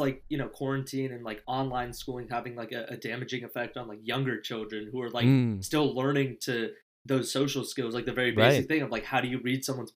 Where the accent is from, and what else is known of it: Danville, California, United States